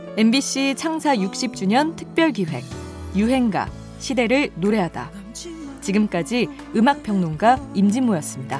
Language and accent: Korean; Wando, South Jeolla, South Korea; 제가 시골 굉장한 시골에서 태어났어요. 음. 전라남도 완도라고요.